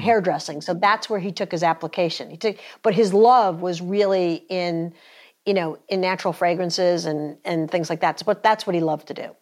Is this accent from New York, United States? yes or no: yes; New York, United States; moved away as an adult; now in North Carolina, United States; I grew up in, in New York. Uh, we got down to North Carolina about twenty years ago